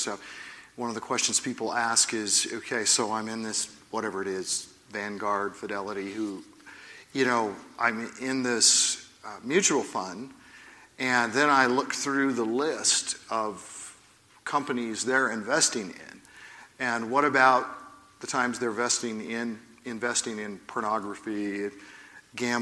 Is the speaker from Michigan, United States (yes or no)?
no; Oregon, United States; I'm from Oregon